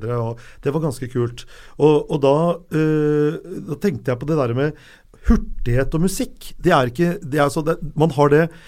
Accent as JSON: {"language": "Norwegian", "town": "Lørenskog", "region": "Akershus", "country": "Norway", "tie": "born or raised there", "said": "jeg er fra Lørenskog og vokste opp med Synnøve Svabe og Johan Olav Koss"}